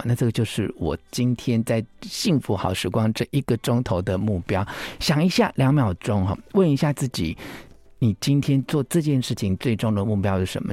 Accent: Taiwan; 我们台湾人

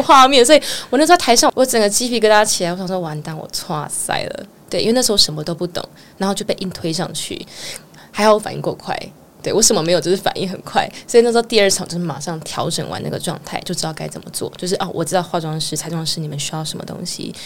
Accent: Keelung, Taiwan; moved away as an adult; now in Taipei, Taiwan; 我是基隆人

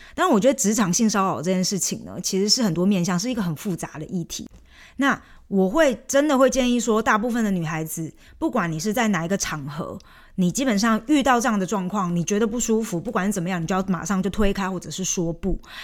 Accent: Taiwan; accent: Taiwanese-accented Mandarin; moved away as an adult; also born or lived in Scotland; now in Germany; 我的那个台湾腔的中文经常也被我一些， 就是中国的朋友们说

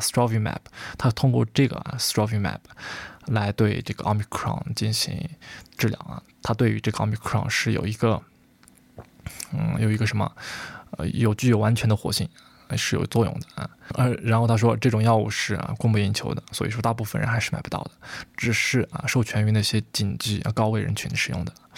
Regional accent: China; 我们中国人

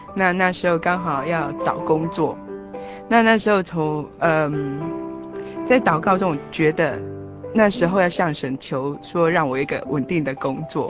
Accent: Taiwan; 其实我也是台湾人，但是是。家里都是讲台语的

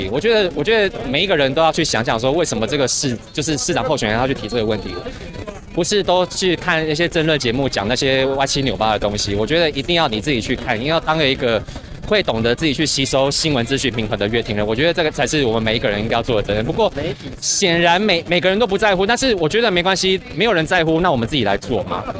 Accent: Sanchong, New Taipei, Taiwan; 我原本是从新北三重那边过来。

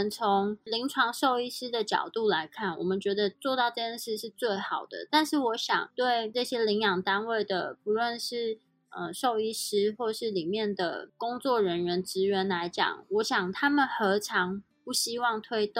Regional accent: Switzerland; 但是如果像在瑞士，基本上来说，英文都不是我们母语

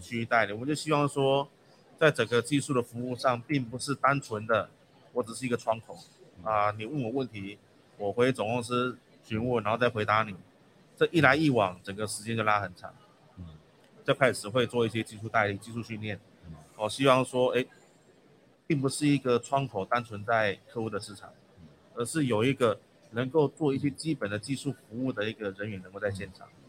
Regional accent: Taiwan; 我们台湾人

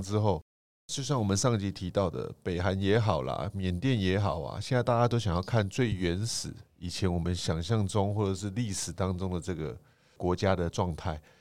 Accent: Taiwan

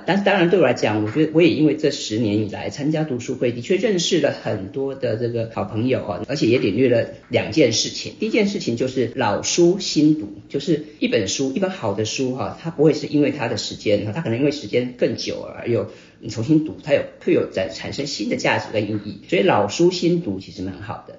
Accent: Taipei, Taiwan; also born or lived in Hsinchu; 我是新竹人， 那从， 很小就搬到台北

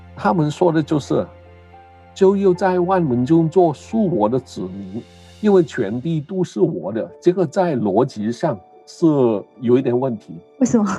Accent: Hong Kong; first language Cantonese; Chinese is a second language; moved away; also born or lived in Canada; 母语是广东话。我，呃，很，年轻的时候去的加拿大读书，在那边很多嗯年，在那边结婚，有孩子，呃，然后回来香港

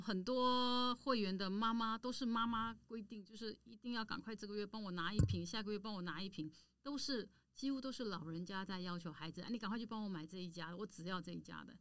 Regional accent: Taipei, Taiwan; 因为我就来自迪化街嘛。当然我娘家本身就是在迪化街从事香菇跟坚果的大盘批发商，我们已经做了七十年了

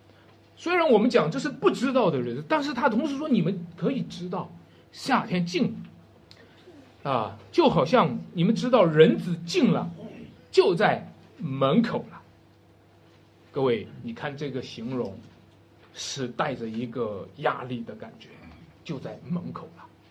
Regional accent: Wenshui, Shanxi, China; 文水啊是我家乡

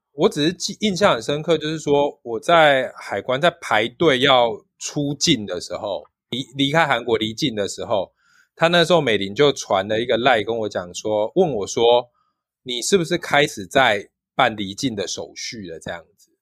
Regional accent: Taiwan; 我们是从台湾来的

